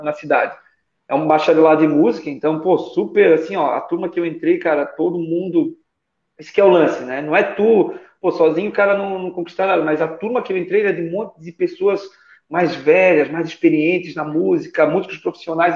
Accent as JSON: {"language": "Portuguese", "town": "Nova Trento", "region": "Santa Catarina", "country": "Brazil", "tie": "born or raised there", "said": "Sou natural de Nova Trento, é, Santa Catarina"}